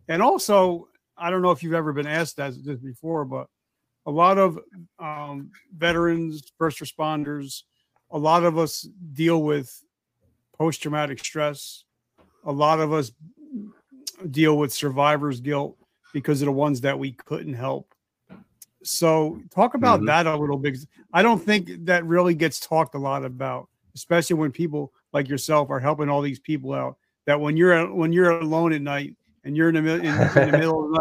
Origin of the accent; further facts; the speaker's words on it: New Jersey, United States; I'm from New Jersey.